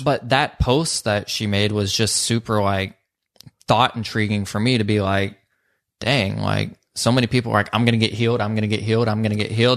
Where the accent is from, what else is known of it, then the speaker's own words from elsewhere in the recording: Social Circle, Georgia, United States; I'm from Social Circle, Georgia, and a lot of people that are raised there don't dream big